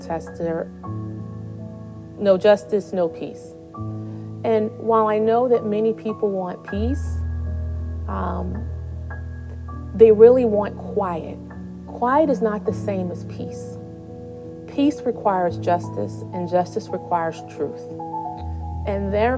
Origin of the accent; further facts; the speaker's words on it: St. Louis, Missouri, United States; moved away; also born or lived in East Coast; I was born and raised in St. Louis, Missouri, which is a very Catholic city